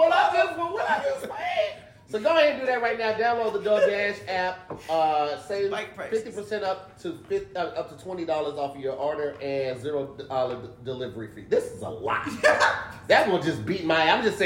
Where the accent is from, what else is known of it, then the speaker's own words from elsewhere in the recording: East St. Louis, Illinois, United States; moved away; I'm actually from East St.